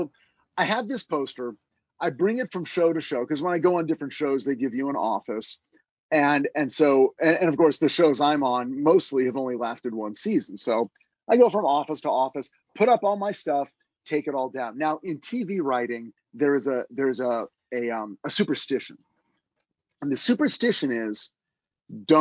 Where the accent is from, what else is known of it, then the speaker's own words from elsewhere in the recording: Monterey Park, California, United States; also born or lived in Burbank, California; I grew up in Monterey Park, California, which is like East LA, just outside of downtown LA, but East Side.